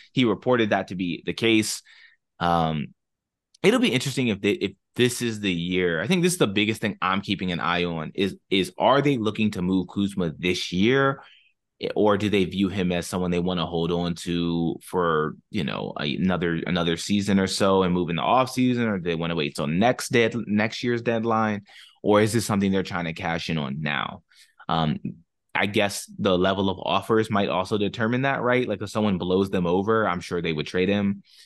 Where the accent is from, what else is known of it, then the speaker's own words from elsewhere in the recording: Maryland, United States; now in Northern Virginia, United States; I grew up in Maryland.